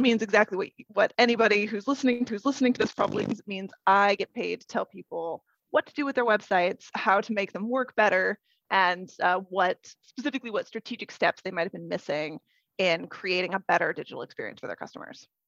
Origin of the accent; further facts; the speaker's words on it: Idaho, United States; also born or lived in West Coast / Portland, Oregon; now in London, United Kingdom; I am originally from Idaho. I was born and raised in Idaho but I have lived up and down the West Coast